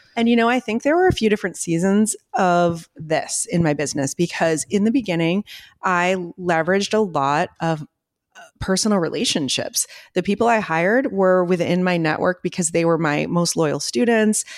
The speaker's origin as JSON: {"language": "English", "town": "Ogunquit", "region": "Maine", "country": "United States", "tie": "born or raised there", "moved": "yes", "said": "I grew up in Agonquit, Maine"}